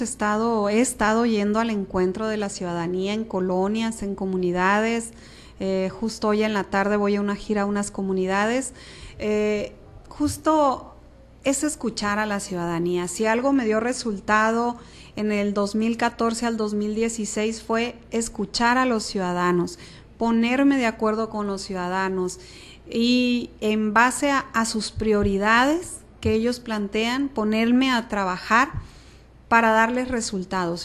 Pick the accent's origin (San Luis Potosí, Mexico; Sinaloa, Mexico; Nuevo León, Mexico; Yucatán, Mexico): Sinaloa, Mexico; Guamúchil; San Pedro pues es mi colonia, yo ahí eh, nací, crecí, corrí, caminé hasta que me casé, me salí de San Pedro.